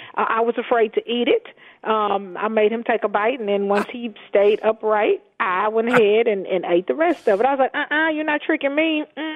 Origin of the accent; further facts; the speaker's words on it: Houston, Texas, United States; So I grew up in Houston's Fifth Ward, underserved community, one of the most historic, one of the oldest communities, and still a lot of lack, a lot of poverty.